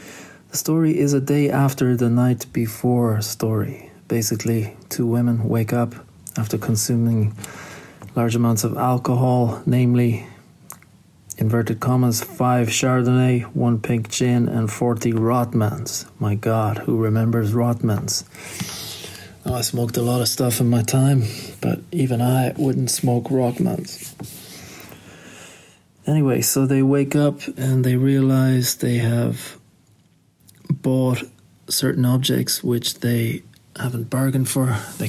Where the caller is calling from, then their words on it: Shanghai, China; I'm calling today from Shanghai in China.